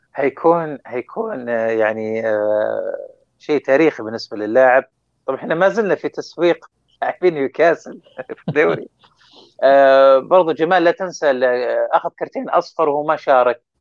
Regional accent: Saudi Arabia; ودنا يكون لنا دور اكثر كسعوديين

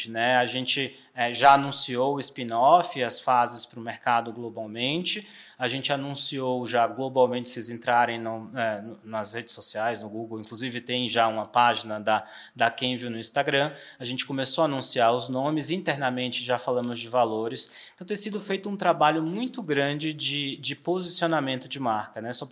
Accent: Salvador, Bahia, Brazil; now in São Paulo, Brazil; Eu, eu, brinco que eu já sou sotero paulistano, né?

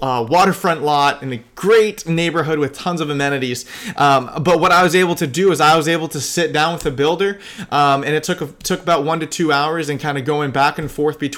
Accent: Sarasota, Florida, United States; I grew up in Sarasota

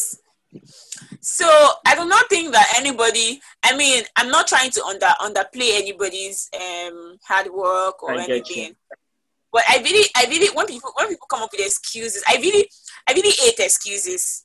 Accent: Ekiti, Nigeria; I'm from Ekiti State

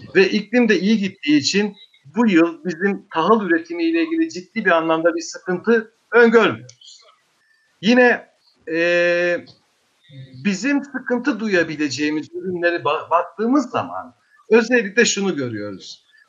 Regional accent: Eastern Black Sea, Turkey; memleketim de olduğu için, benim de orada toprağım olduğu için

